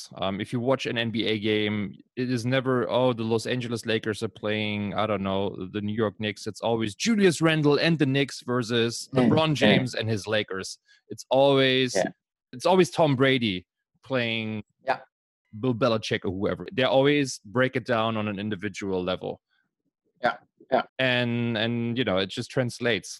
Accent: Berlin, Germany; I was born in East Berlin

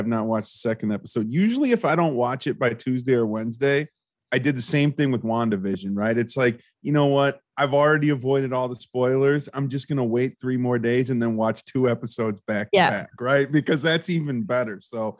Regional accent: Australia; accent: Australian; I wanted to like spit out like my version of Mackers in my Australian accent

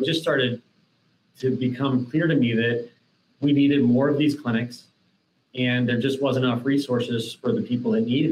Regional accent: Columbus, Ohio, United States; the community that I grew up here in Columbus on the west side of town, an area called the Hilltop

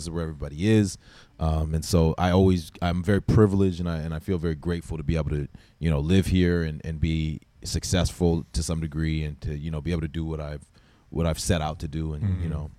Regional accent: East Coast of Canada, Canada; moved away as an adult; also born or lived in Vancouver, Canada; now in Los Angeles, United States; No, I grew up in Canada on the East Coast, and then I lived in Vancouver for a short period of time. It was kind of a transition to L.A.

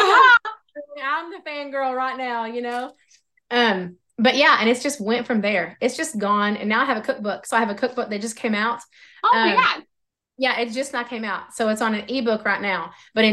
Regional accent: Oklahoma, United States; accent: Oklahoma; my Oklahoma accent

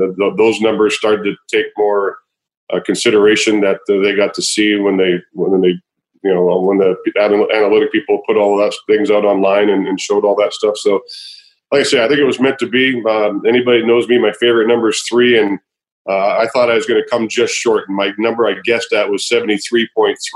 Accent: Canada; I am Canadian

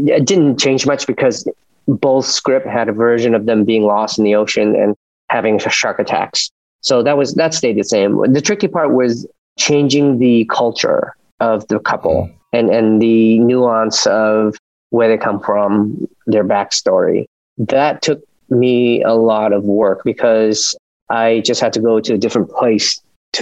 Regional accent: Orange County, California, United States; also born or lived in Vietnam; as an immigrant growing up in Orange County

